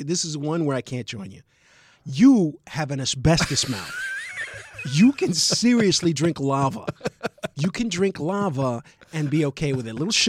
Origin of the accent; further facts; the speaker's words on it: New York City, New York, United States; I'm from the Bronx.